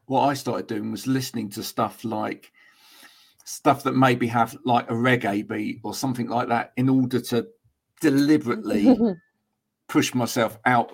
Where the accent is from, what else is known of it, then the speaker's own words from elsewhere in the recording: Bedford, East of England, United Kingdom; now in Somerset, United Kingdom; But I was originally from north of London